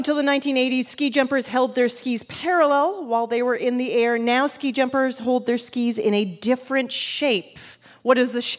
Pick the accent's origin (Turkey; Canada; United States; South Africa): Canada; as a Canadian